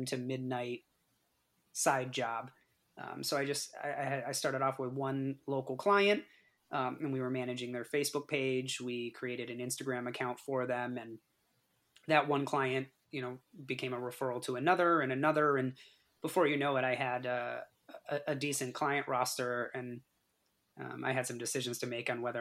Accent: East Longmeadow, Massachusetts, United States; I'm born and raised East Longmeadow, Massachusetts.

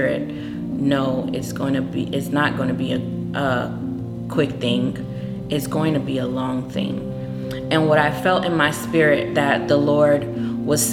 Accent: United States; I was born in America, but my parents are from another country

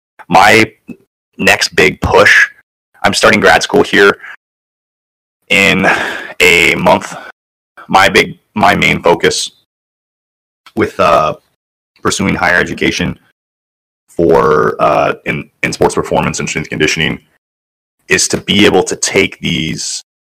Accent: Tangent, Oregon, United States; Tangent, Oregon.

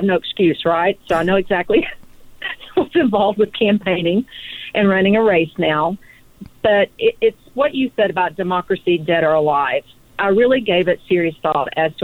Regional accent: Eastern Kentucky, United States; I grew up in Eastern Kentucky, and for anybody out there in California who's not sure about that, it's Appalachia

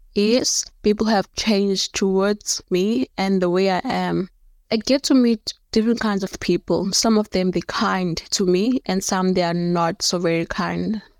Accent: Cape Town, Western Cape, South Africa; also born or lived in Johannesburg; I was born in Johannesburg. I moved here in Cape Town around about two, six after my mother passed away

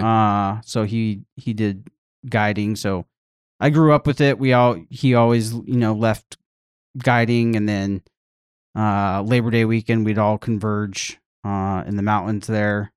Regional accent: Albuquerque, New Mexico, United States; also born or lived in The Woodlands, Texas; I am from Albuquerque, New Mexico. Grew up there my whole life, minus the year in Texas

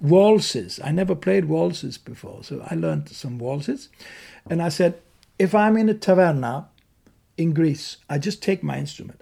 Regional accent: Malmö, Skåne, Sweden; moved away; also born or lived in Dalarna; where I grew up in Malmö, South Sweden

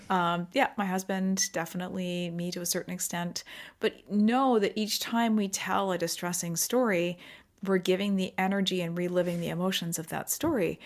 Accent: Pacific Northwest of Canada, British Columbia, Canada; also born or lived in England / Abu Dhabi; I grew up in the Pacific Northwest of Canada here

